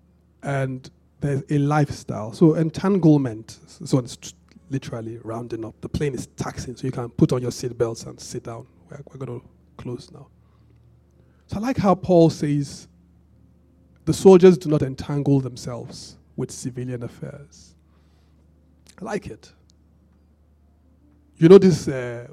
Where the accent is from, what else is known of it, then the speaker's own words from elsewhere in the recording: Benin; I grew up in Benin